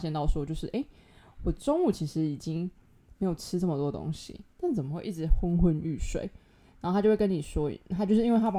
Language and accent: Chinese; Tainan, Taiwan; 反正我的年假就是我就回台南，因为我台南人嘛，我就回去。